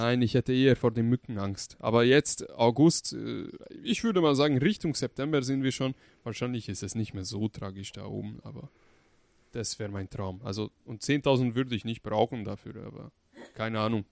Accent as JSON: {"language": "German", "country": "Hungary", "moved": "yes", "lives_now": "Germany", "said": "ich komme zum Beispiel aus Ungarn. Wenn ich nach Ungarn fahre mit dem Auto, 900 Kilometer, um meine Familie zu besuchen"}